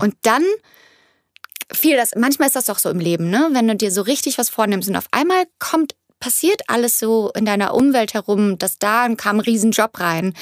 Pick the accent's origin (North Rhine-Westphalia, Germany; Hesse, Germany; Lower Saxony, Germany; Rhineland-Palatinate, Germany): North Rhine-Westphalia, Germany; Cologne area; first language German; moved away as an adult; now in Los Angeles, United States; es ist immer noch meine Heimat mhm. und es ist, ist, wo meine Familie ist, meine, meine Mama, meine Schwester und mein Bruder